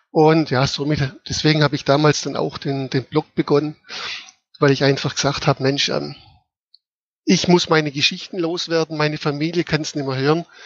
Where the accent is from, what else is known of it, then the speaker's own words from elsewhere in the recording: Baden-Württemberg, Germany; wie der Name schon sagt, komme ich aus dem schönen schwäbischen Kochertal.